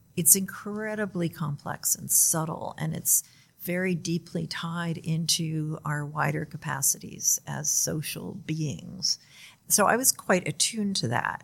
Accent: United States; I'm from the United States

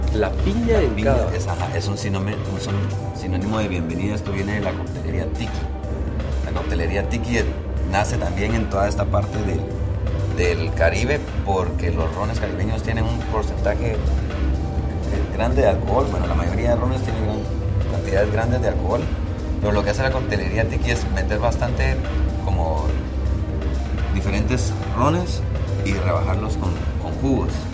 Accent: Santa Rosa, Guatemala; moved away; soy de Santa Rosa

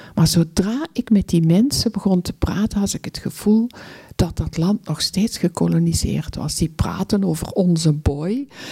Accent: Belgium; als Belg in Congo rondreisend

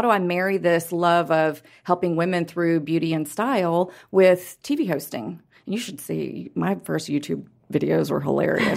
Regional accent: Houston, Texas, United States; also born or lived in Los Angeles; now in Dallas, United States; We're both from Houston.

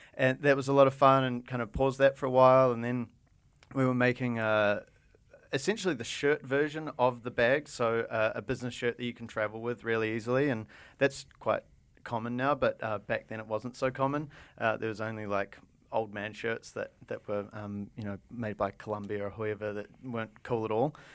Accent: New Zealand; moved away; also born or lived in Japan; we're from New Zealand, we're kind of weird and different, and we have strange accents

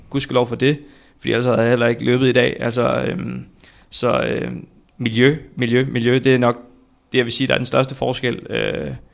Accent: Viborg, Central Denmark Region, Denmark; Jeg er født og opvokset i øh, Viborg

